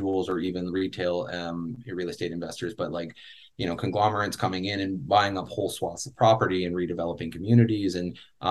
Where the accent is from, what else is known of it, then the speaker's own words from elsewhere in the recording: Canada; a Canadian myself